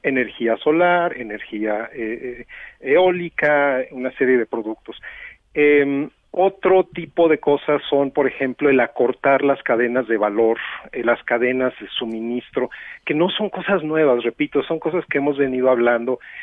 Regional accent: Mexico; somos comunidad latinoamericana y somos comunidad mexicana

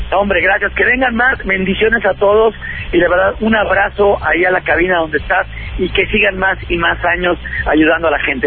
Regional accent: Monterrey, Nuevo León, Mexico; acá en Monterrey, acá en mi tierra.

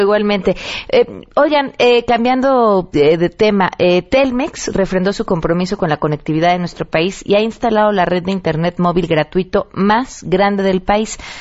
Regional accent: Mexico; quiénes somos como mexicanos

